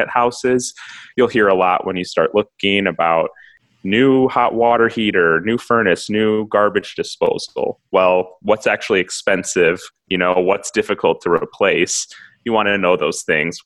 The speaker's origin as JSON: {"language": "English", "town": "Milwaukee", "region": "Wisconsin", "country": "United States", "also_born_or_lived": "Minneapolis", "said": "I'm from Milwaukee"}